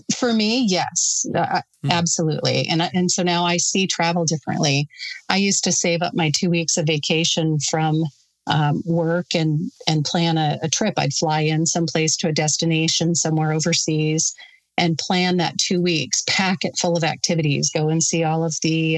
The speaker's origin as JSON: {"language": "English", "town": "Sturgis", "region": "South Dakota", "country": "United States", "tie": "born or raised there", "also_born_or_lived": "Custer, South Dakota", "said": "I grew up in Sturgis. I was born and raised in Sturgis"}